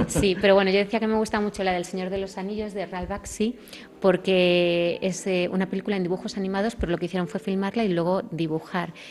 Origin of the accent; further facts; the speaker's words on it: Belmonte, Castilla-La Mancha, Spain; el castillo de mi pueblo